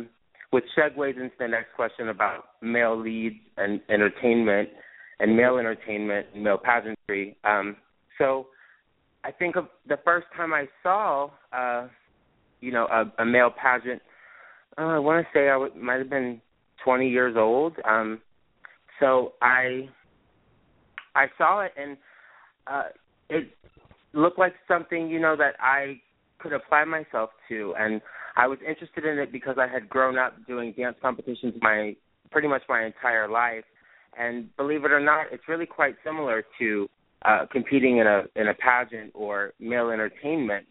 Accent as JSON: {"language": "English", "town": "Palm Beach", "region": "Florida", "country": "United States", "tie": "born or raised there", "moved": "as an adult", "lives_now": "Miami Beach, United States", "said": "I was born and raised in Palm Beach, Florida, Palm Beach County."}